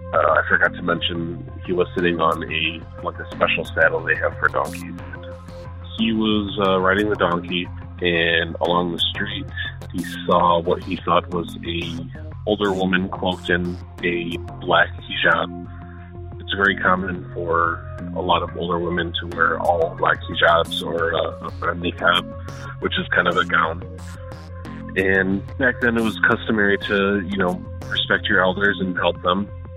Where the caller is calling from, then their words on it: Dearborn, Michigan, United States; I'm calling from Dearborn, Michigan.